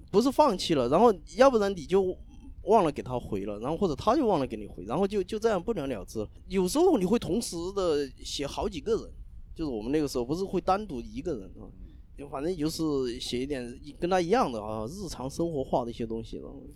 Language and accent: Chinese; Zunyi, Guizhou, China; also born or lived in Zhujiajiao, Shanghai; now in Shanghai, China; 我们老家是一个地方的